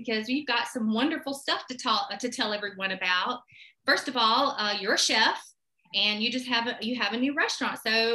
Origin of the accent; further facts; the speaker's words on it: Sumter, South Carolina, United States; my hometown of Sumter, South Carolina.